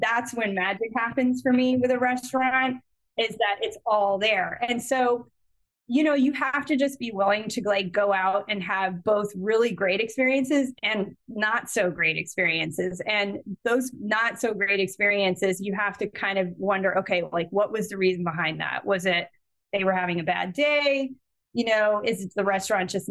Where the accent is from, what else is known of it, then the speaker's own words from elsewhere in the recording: Connecticut, United States; my hometown in Connecticut